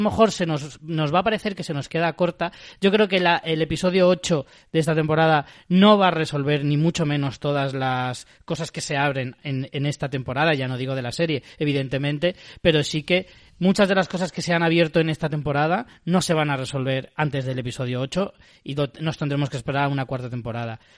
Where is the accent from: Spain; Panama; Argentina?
Spain; nosotros en España